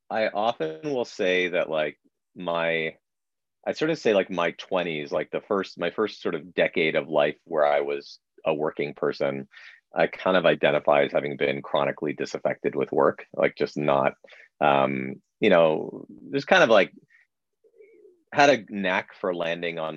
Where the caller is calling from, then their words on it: Toronto, Ontario, Canada; I am speaking from a uh, sunroom in the back of my home in Dufferin Grove, Toronto.